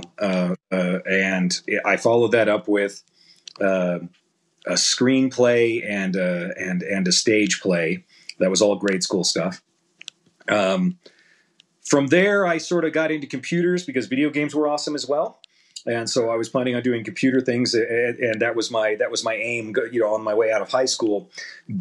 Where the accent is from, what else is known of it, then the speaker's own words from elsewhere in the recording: Independence, Missouri, United States; I'm from Independence